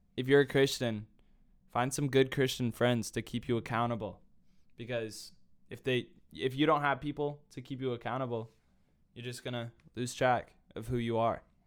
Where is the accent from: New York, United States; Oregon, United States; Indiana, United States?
Indiana, United States; Carmel; moved away as an adult; now in Nashville, United States; from Carmel, Indiana. That is my hometown.